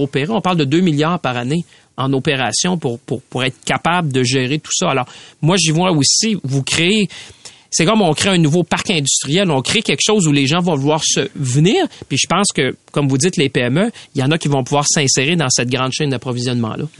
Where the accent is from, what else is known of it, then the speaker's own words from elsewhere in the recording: Mauricie, Quebec, Canada; moi je viens de la Mauricie